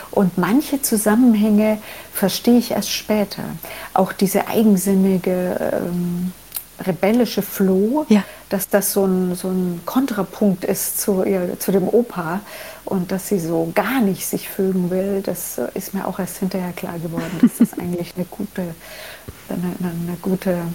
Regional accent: Germany; Meine einfache Antwort war immer, na, ich bin ja Deutsche

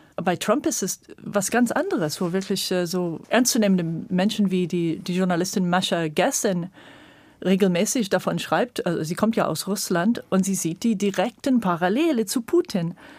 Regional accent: California, United States; German is a second language; moved away as an adult; now in Brandenburg, Germany; Also, ich bin in Kalifornien geboren und habe sehr früh diese Mammutbäume in Kalifornien und so als kleines Kind schon erlebt

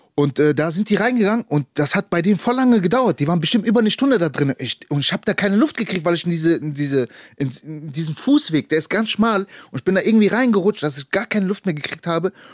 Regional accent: Germany; ich bin Deutscher

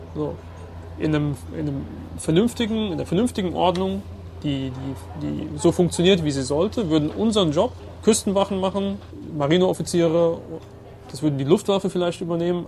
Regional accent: Germany; Ich selbst bin Deutscher und Ägypter

